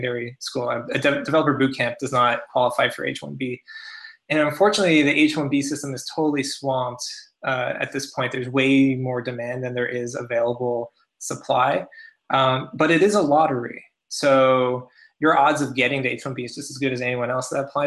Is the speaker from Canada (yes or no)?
yes; Canada; now in United States; as a Canadian myself, working in the U.S.